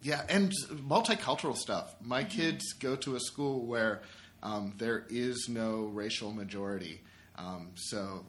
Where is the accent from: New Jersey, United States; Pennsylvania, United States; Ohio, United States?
Pennsylvania, United States; Pittsburgh; moved away as an adult; now in Buffalo, United States; I live in Buffalo. I've been here for over 8 years now with my wife, but I'm originally from Pittsburgh